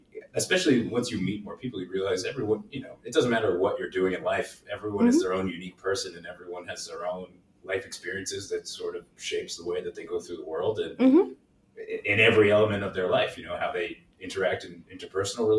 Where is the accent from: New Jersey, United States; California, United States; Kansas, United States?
New Jersey, United States; also born or lived in New York / Pennsylvania; I grew up in New Jersey, lived here pretty much my whole life. I was born in New York, but lived in New Jersey pretty much my whole life.